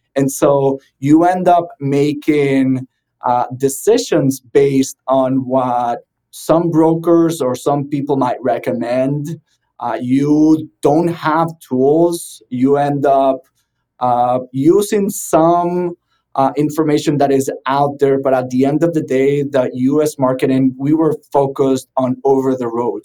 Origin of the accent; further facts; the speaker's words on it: Venezuela; moved away as an adult; now in South Florida, United States; I'm originally from Venezuela